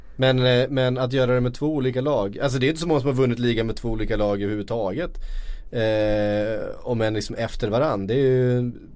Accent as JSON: {"language": "Swedish", "country": "Sweden", "said": "vi är svenskar"}